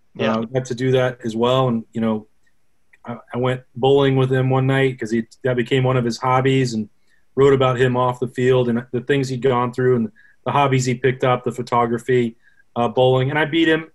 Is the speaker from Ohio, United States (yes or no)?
no; Casper, Wyoming, United States; moved away; My hometown is Casper, and then went to school, the uh, most famous university in the world, University of Wyoming down in Laramie.